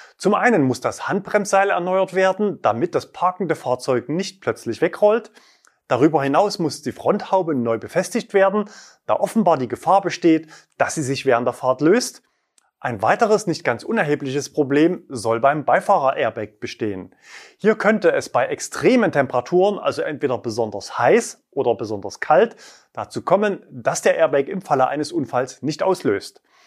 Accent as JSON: {"language": "German", "region": "East Germany", "country": "Germany", "tie": "born or raised there", "said": "meine Kindheit in der DDR."}